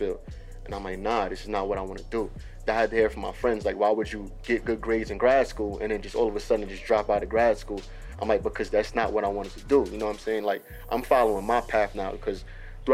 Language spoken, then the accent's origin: English; New York City, New York, United States; also born or lived in Pennsylvania; Brooklyn is hometown. Brooklyn is me